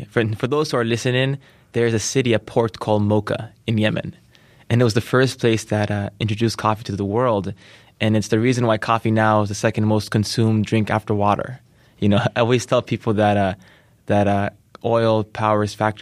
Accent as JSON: {"language": "English", "town": "San Francisco", "region": "California", "country": "United States", "tie": "born or raised there", "said": "growing up in the Bay Area in SF"}